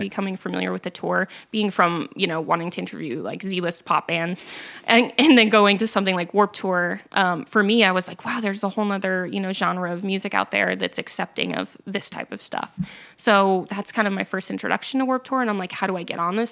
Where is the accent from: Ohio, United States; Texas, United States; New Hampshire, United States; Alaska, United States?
New Hampshire, United States; I grew up in New Hampshire